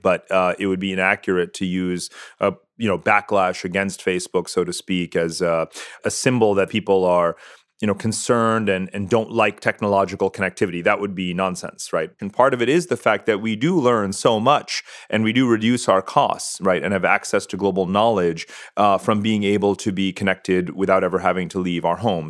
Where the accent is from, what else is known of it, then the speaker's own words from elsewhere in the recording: Punjab, India; I'm from India. We're both Punjabi